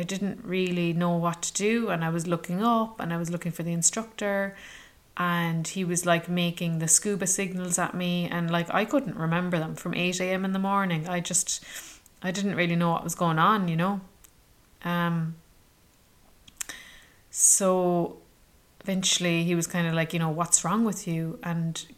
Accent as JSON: {"language": "English", "country": "Ireland", "said": "where are you from? And I said, Ireland"}